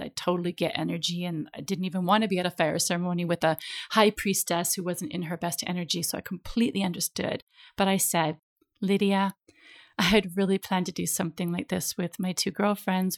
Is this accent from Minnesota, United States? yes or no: yes; Minnesota, United States; also born or lived in California; now in Ibiza, Spain; I'm from Minnesota, which is the land of ten thousand lakes